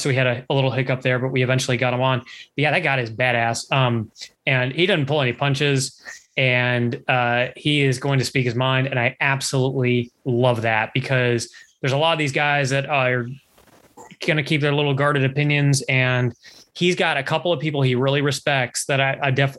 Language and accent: English; Canada; I'm Canadian.